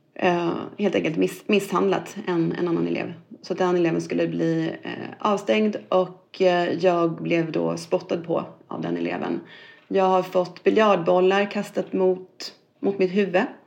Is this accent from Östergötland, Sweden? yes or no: yes; Norrköping, Östergötland, Sweden; Jag är född i, i Norrköping och uppvuxen där och gått i skola